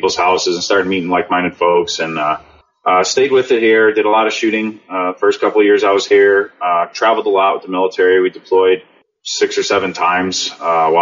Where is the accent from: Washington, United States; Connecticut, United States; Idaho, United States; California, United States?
Connecticut, United States; moved away as an adult; also born or lived in Germany; I grew up in Connecticut